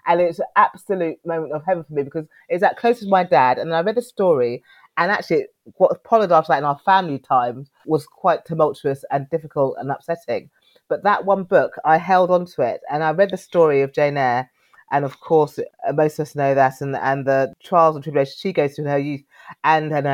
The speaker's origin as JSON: {"language": "English", "town": "Knebworth", "region": "East of England", "country": "United Kingdom", "tie": "born or raised there", "also_born_or_lived": "Cornwall", "said": "I was born after marriage in Cornwall. So no one ever believes me when I say I'm from the Southwest originally, but I was born there. But our childhood with my siblings, my sister and two brothers, was mainly in Hertfordshire."}